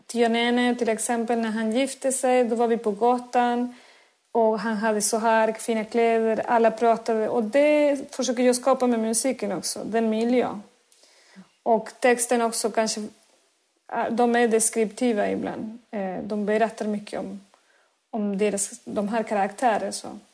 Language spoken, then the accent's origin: Swedish; Córdoba, Argentina; Swedish is a second language; moved away as an adult; now in Sweden; född och uppväxt i Argentinas södra, i Córdoba, min mm. stad där jag kommer ifrån